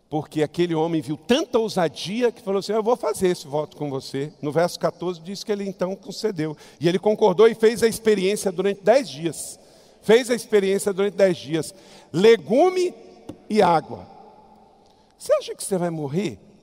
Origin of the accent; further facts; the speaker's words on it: Brazil; somos morenos, somos mestiços, somos brasileiros